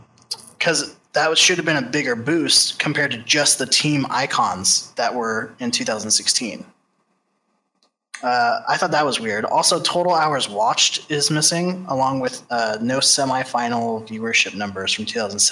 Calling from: Santa Clarita, California, United States; I'm from Santa Clarita, California.

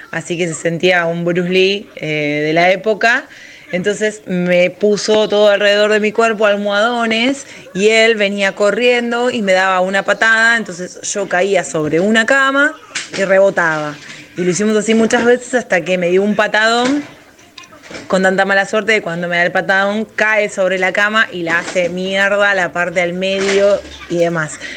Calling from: Lanús, Buenos Aires Province, Argentina; Hola, tiro al aire, ¿cómo va? … de Lanús.

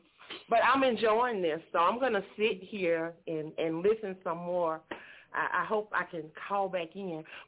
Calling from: Myrtle Beach, South Carolina, United States; I am calling from Myrtle Beach, South Carolina.

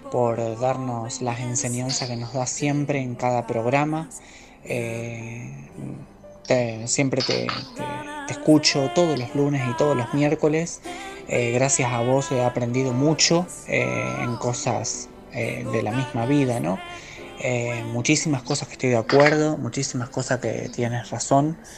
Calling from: Rosario, Santa Fe, Argentina; de Rosario.

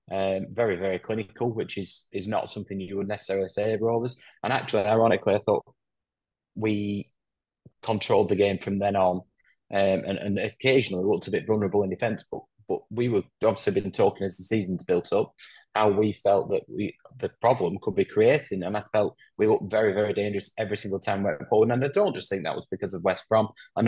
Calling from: Spain; In sunny Spain at the moment.

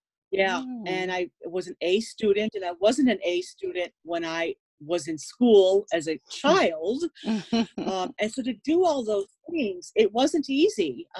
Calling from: Chicago, Illinois, United States; In Illinois, in the United States. Okay. I'm coming from Chicago area.

